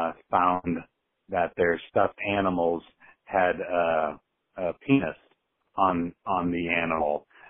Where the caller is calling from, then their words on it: Iowa City, Iowa, United States; calling from Iowa City